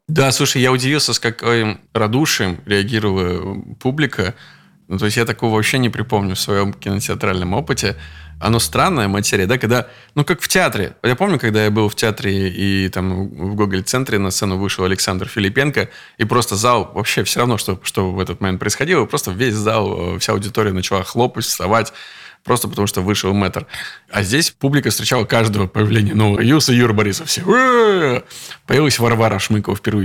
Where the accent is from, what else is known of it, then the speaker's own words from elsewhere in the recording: Veliky Novgorod, Novgorod Oblast, Russia; из Петербурга мы в мой родной город привезли наш сериал